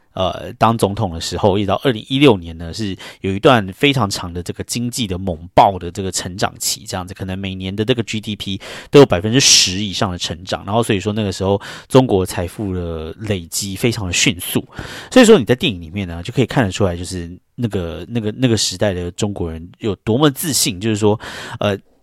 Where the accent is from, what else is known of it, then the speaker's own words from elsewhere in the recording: Taiwan; now in New York, United States; 我身为台湾人